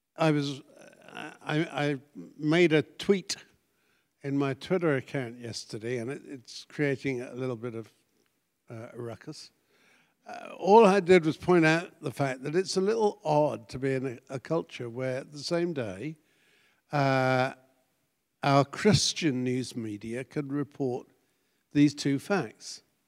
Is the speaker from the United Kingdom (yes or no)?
yes; United Kingdom; moved away as an adult; also born or lived in Connecticut; being British, I don't have an accent